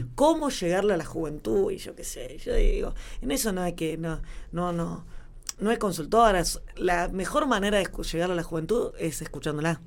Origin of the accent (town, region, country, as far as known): La Pampa, Argentina; born or raised there